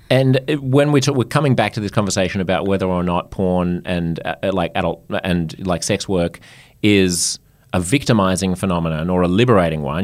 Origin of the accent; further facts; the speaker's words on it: Australia; I'm French Australian